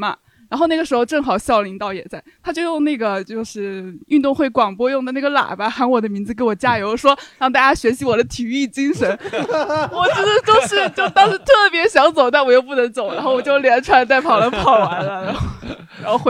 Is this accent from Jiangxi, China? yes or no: yes; Nanchang, Jiangxi, China; 啊、我是从南昌来的。